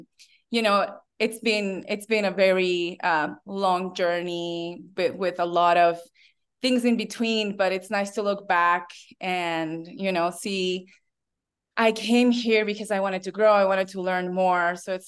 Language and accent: English; Bolivia; English is a second language; I have to say I was very fortunate because when I was in fourth grade, I was invited to attend this school